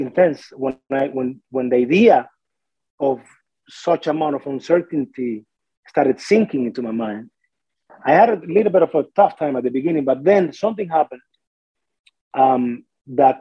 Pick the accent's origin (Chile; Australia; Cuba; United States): Cuba; Artemisa; English is a second language; moved away as an adult; now in Smithers, Canada; I am from a town about 50 minutes, about an hour outside of Havana City. It's called Artemisa, in Cuba